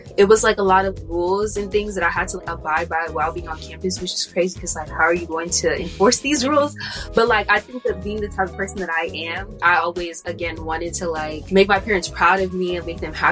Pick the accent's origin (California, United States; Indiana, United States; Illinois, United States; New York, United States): California, United States; Los Angeles; I'm from California and LA area, so I went to UCLA.